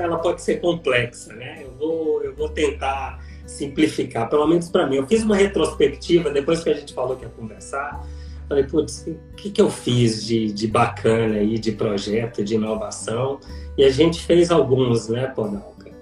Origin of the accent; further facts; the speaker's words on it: Minas Gerais, Brazil; now in Campinas, Brazil; eu sou mineiro, é, com toda a sistematicidade e pragmatismo do mineiro, mas com uma alma baiana